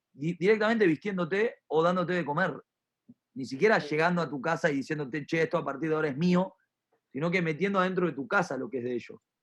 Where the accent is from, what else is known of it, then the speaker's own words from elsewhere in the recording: Argentina; also born or lived in Río de la Plata; todos somos argentinos